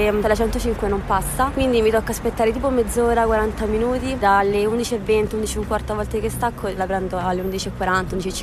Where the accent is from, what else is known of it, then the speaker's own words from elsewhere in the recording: Sicily, Italy; Sono siciliano e se devo dare un voto al, ehm, ai eh, mezzi siciliani darei un 5 scarso e un 7,5 a quelli romani.